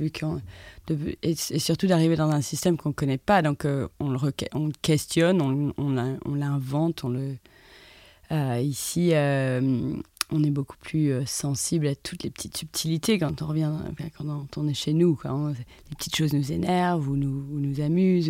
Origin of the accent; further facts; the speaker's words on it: France; moved away as an adult; also born or lived in London, United Kingdom; je, dois autant à l'Angleterre qu'à la France, d'où je suis